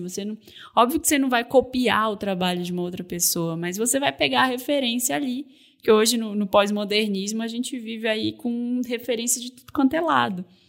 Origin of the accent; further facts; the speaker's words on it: North Region, Brazil; moved away; sou do norte do Brasil, né? Eu sou mulher, eu, eu cheguei aqui sem conhecer ninguém.